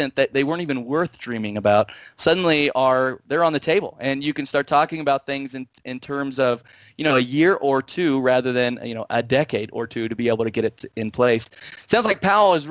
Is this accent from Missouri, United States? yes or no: yes; Missouri, United States; now in Colorado, United States; I grew up in Missouri